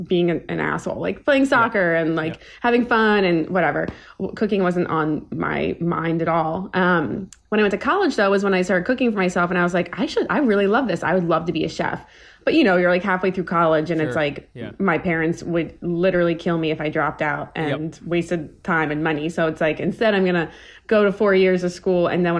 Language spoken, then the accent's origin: English; Maryland, United States; I'm from Maryland, actually. My dad is Iranian, my mom's Italian. She's from Massachusetts. So went to the University of Maryland, College Park